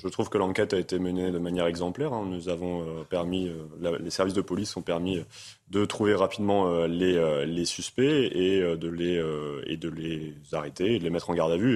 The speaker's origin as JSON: {"language": "French", "town": "Amiens", "region": "Hauts-de-France", "country": "France", "said": "Moi, je suis originaire d'Amiens"}